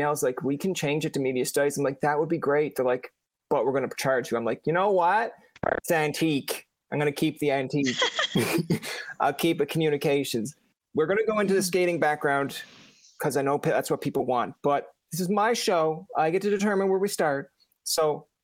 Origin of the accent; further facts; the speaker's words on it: Canada; being Canadian